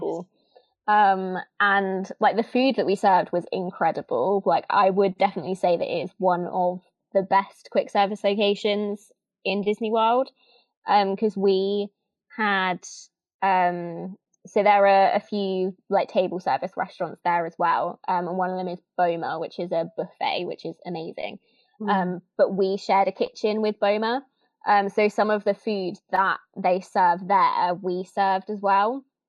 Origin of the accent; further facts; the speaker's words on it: Northampton, East Midlands, United Kingdom; also born or lived in Kettering; I'm from Northampton, England